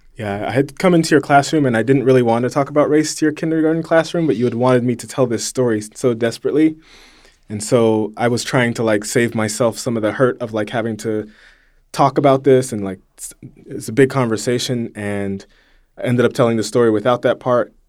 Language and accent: English; a small town an hour east of Los Angeles, California, United States; I just moved back to my hometown, Um, it's a small town, an hour east of Los Angeles